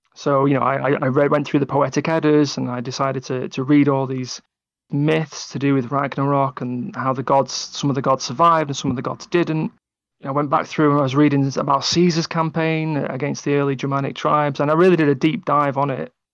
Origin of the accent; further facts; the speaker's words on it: England, United Kingdom; I'm English